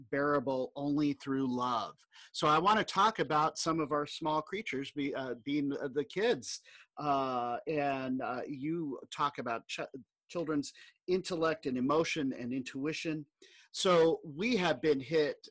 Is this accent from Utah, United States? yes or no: no; Southern California, United States; I grew up in Southern California